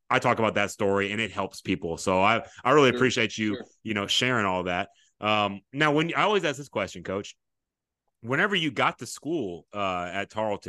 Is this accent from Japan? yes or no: yes; Japan; born there; moved away; I was born in Japan, and so we move here.